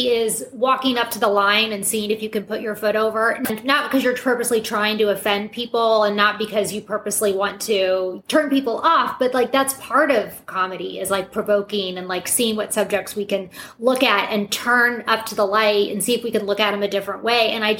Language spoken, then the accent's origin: English; Midwest, United States; now in New York, United States; I had a big culture shock when I moved from the Midwest to New York.